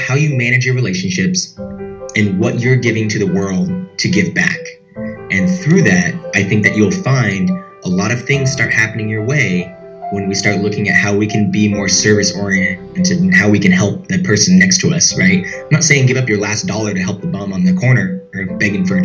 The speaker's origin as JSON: {"language": "English", "region": "Washington", "country": "United States", "tie": "born or raised there", "also_born_or_lived": "Portland, Oregon", "moved": "as an adult", "lives_now": "Austin, United States", "said": "I'm originally from the Pacific Northwest. I grew up in Washington State, moved to Portland, Oregon, and went to college"}